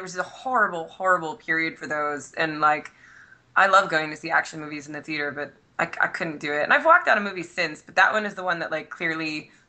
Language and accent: English; East Coast, United States; I'm from the East Coast.